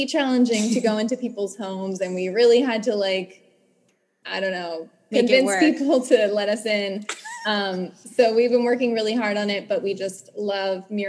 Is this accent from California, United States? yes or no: yes; San Diego, California, United States; I'm from San Diego originally